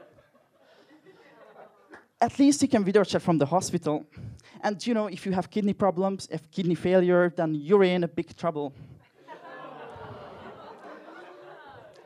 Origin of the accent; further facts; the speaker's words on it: Hungary; English is a second language; moved away; I'm personally from Hungary, as you can probably tell from my accent.